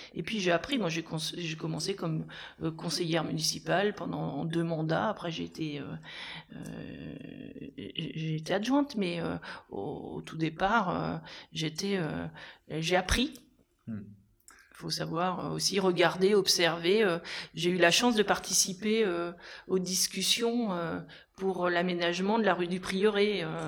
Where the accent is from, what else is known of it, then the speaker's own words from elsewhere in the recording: Aubigny-sur-Nère, Centre-Val de Loire, France; moved away as an adult; also born or lived in Bourges / Orléans / Paris; je suis euh, une enfant du centre-ville d'Aubigny puisque mes parents étaient commerçants. Et je suis née ici et je suis revenue ici après quelques passages dans d'autres villes.